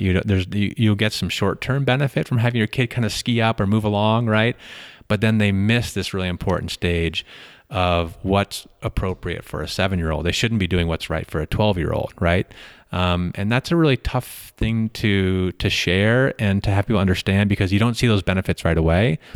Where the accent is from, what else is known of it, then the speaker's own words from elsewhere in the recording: Middlebury, Vermont, United States; moved away; grew up in a pla-, in mi-, near Middlebury, Vermont